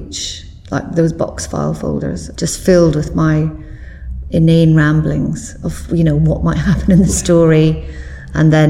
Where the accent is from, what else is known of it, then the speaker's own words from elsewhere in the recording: Glasgow, Scotland, United Kingdom; also born or lived in Belfast; now in England; although I was born in Belfast, I did spend more of my childhood and growing up years in Glasgow, and it is my city.